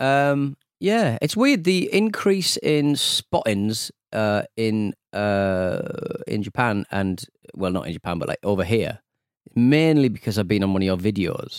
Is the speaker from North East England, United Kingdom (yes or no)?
yes; Hartlepool, North East England, United Kingdom; I'm from Hartlepool